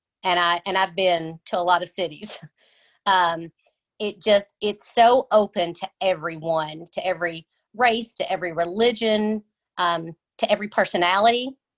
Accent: Knott County, Kentucky, United States; moved away as an adult; also born or lived in New Orleans, Louisiana; I was born and raised in Knott County. Uh-huh. And then I left when I was 18. And then I lived in New Orleans for quite a while.

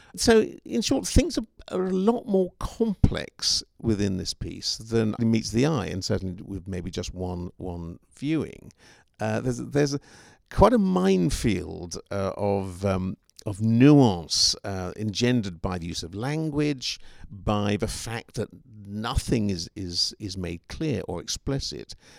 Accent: England, United Kingdom; now in Seattle, United States; as an Englishman myself

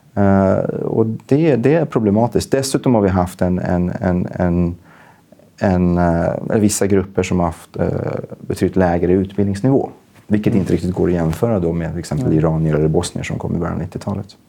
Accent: Gävle, Gävleborg County, Sweden; jag växte upp politiskt i Gävle på 90-talet. Jag gick med i SSU

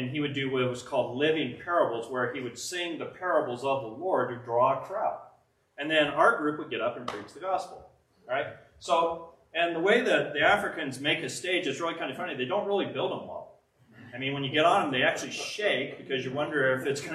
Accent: Pueblo, Colorado, United States; I'm a guy from Pueblo, Colorado

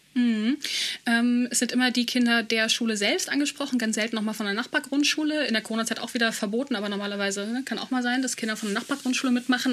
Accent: Germany; Ich, äh, bla bla, aus Europa, dies, das. Ah ja, Deutschland

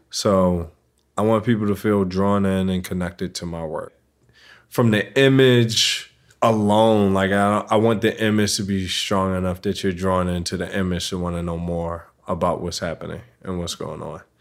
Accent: Baltimore, Maryland, United States; I grew up in Baltimore City

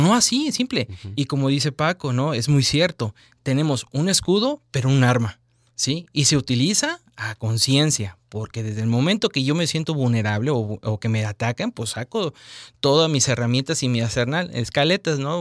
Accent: Mexico; nos enseñan como al mexicano a obedecer

